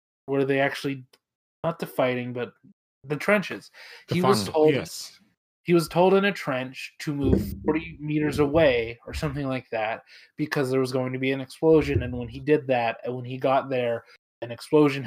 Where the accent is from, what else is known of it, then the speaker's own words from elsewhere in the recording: Washington, United States; Washington, of course, my home state